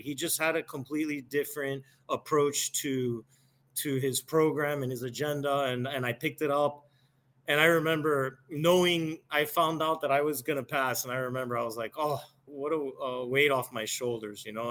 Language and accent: English; Miami, Florida, United States; moved away as an adult; also born or lived in Chicago; born and raised in Miami, never lived anywhere else